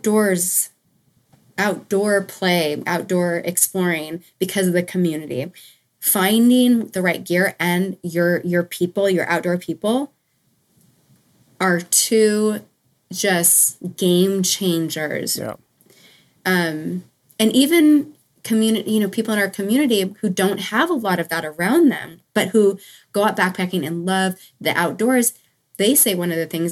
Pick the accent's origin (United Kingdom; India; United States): United States; Montana; also born or lived in Billings, Montana / Livingston, Montana; now in Southern California, United States; I grew up in Montana, but I'm in Southern California now